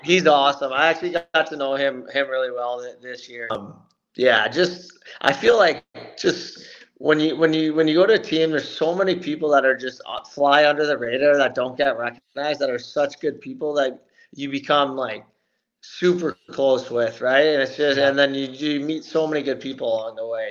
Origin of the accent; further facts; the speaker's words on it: Belleville, Ontario, Canada; I'm from Belleville here, which is two hours from Toronto